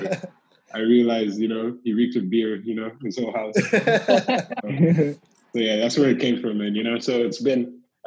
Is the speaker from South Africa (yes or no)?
no; London, United Kingdom; moved away; I was born in London